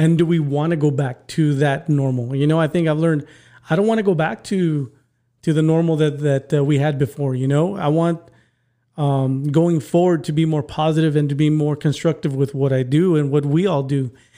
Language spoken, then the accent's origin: English; McAllen, Texas, United States; I'm from McAllen